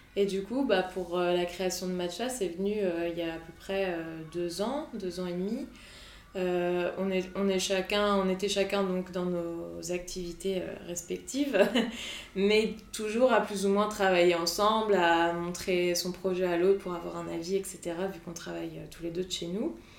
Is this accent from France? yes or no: yes; Brittany, France; also born or lived in Montauban; now in Nantes, France; Moi, je suis bretonne à la base